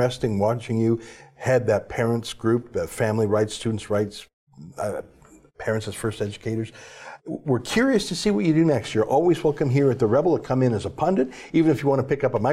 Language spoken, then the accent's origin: English; Canada; I'm a Canadian